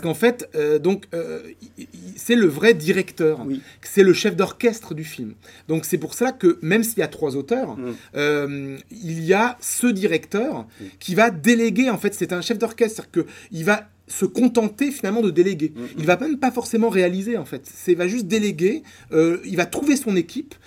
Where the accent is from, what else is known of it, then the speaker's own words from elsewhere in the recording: Poitiers, Nouvelle-Aquitaine, France; moved away as an adult; now in Paris, France; je viens de Poitiers et donc j'ai fait mes études à Poitiers